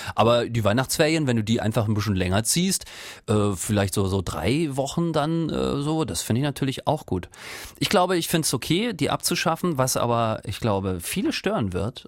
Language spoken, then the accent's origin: German; Rostock, Mecklenburg-Vorpommern, Germany; now in Karlsruhe, Germany; Ich komme ja ursprünglich aus Rostock